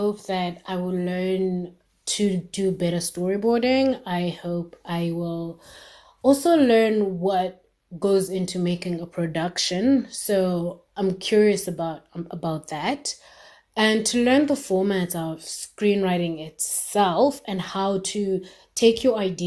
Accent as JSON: {"language": "English", "country": "Zimbabwe", "said": "I'm from Zimbabwe"}